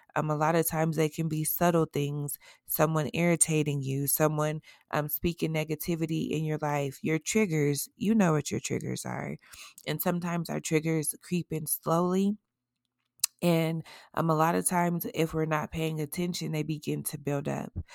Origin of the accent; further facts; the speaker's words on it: Colorado, United States; my home state in Aurora, Colorado, Inglewood, Castle Rock